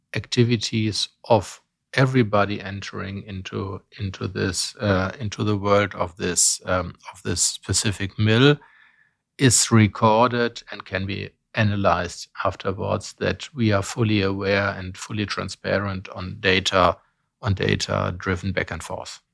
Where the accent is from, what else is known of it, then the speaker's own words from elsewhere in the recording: Bonn, North Rhine-Westphalia, Germany; I was born in Bonn in Germany when it was still capital